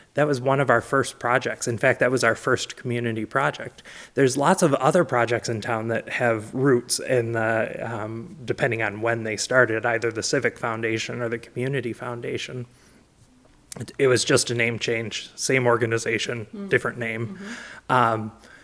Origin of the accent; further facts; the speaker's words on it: Albion, Michigan, United States; also born or lived in Harbor Beach, Michigan; they moved to Albion, and I grew up in Albion. In fact, I have no memories from before Albion. So Albion is my hometown, even though I was born somewhere else. Went all the way through Albion Public Schools